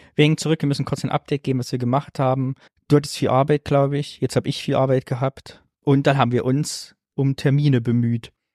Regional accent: Sondershausen, Thuringia, Germany; moved away; in Sondershausen, da wo ich herkomme

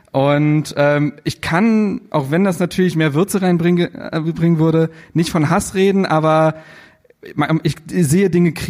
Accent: Berlin, Germany; moved away as an adult; Ich bin richtiger Berliner, in Reinickendorf aufgewachsen und bis ich 21 war in Berlin gelebt und ja, wie gesagt, also richtiger Berliner

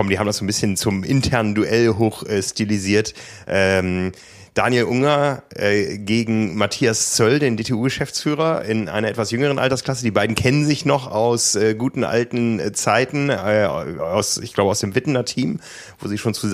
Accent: Hamburg, Germany; Ja, ich glaube, das geht in Frankfurt dann so ähnlich wie bei uns in Hamburg

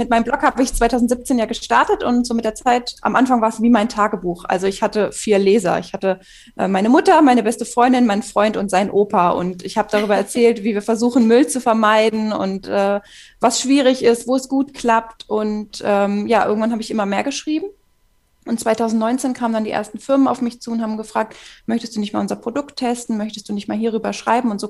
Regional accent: Hannover, Lower Saxony, Germany; now in Zwickau, Germany; Ursprünglich komme ich aus Hannover, aber wohne jetzt seit zwei Jahren in einem kleinen Dorf in Sachsen in der Region Zwickau.

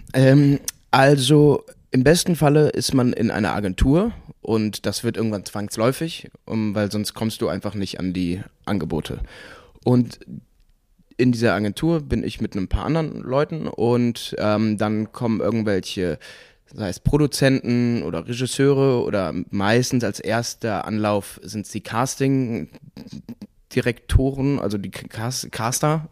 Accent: Cologne, North Rhine-Westphalia, Germany; also born or lived in Munich; ich komme aus Junkersdorf

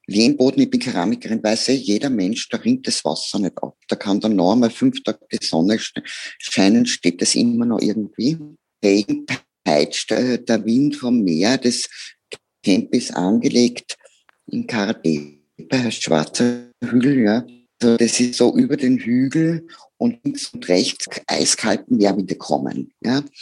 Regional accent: Austria; wenn ich als Österreicherin mit unserem wunderbaren Leben, das wir in unserem Land haben.

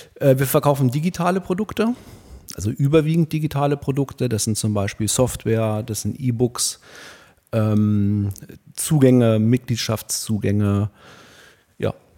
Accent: Hildesheim, Lower Saxony, Germany; ich bin hier in Hildesheim geboren, äh, 1977

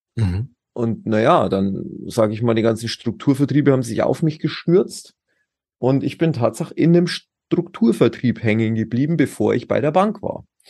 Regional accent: Pullenreuth, Bavaria, Germany; ich komme aus der nördlichen Oberpfalz. In, das ist ähm, Boinerath, also Pullenreuth, wie es so schön heißt. Mhm. Ähm, Landkreis Tirschenreuth und da bin ich sehr, sehr behütet aufgewachsen

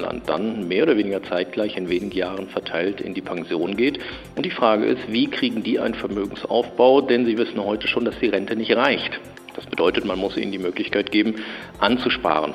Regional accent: Germany; als Deutsche

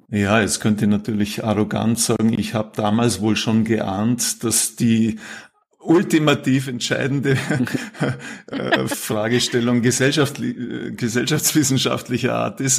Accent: Vorarlberg, Austria; also born or lived in Salzburg; now in Vienna, Austria; Ich bin ursprünglich Vorarlberger, habe dann lange in Salzburg gelebt, Studium Zivildienst dort gemacht und bin seit mittlerweile gut 20 Jahren in Wien

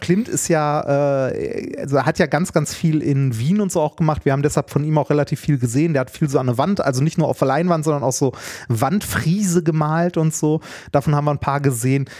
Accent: Essen, North Rhine-Westphalia, Germany; ich bin ja ein Kind des Ruhrgebiets

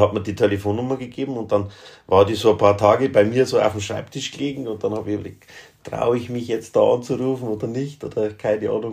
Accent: Upper Palatinate, Bavaria, Germany; ich bin ja ein, ein Oberpfälzer, also Mittelgebirgler

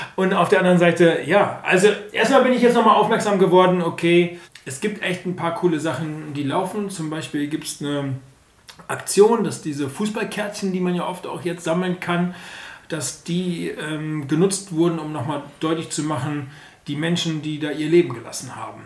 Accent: Germany; wir sind auch Deutsche

